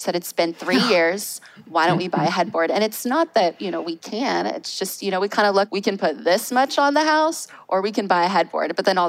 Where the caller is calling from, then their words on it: Jacksonville, Florida, United States; We are in Jacksonville, Florida. The royal we, my husband and I, just us.